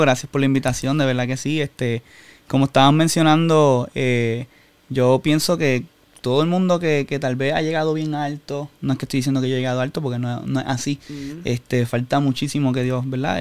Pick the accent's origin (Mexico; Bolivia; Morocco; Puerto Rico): Puerto Rico; Humacao; nací en Humacao, toda mi vida viví en Humacao, estudié en Humacao